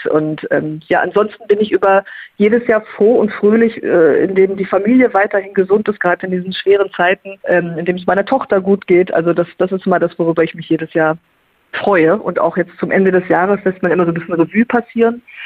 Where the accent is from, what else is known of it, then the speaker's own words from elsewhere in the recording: Lippe district, North Rhine-Westphalia, Germany; moved away; im Kreis Lippe war, in meiner alten Heimat